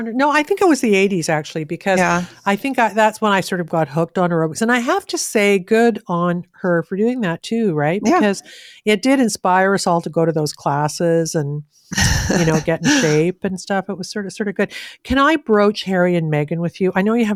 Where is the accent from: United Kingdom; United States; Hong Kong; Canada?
Canada; It's a belief system I have as a Canadian.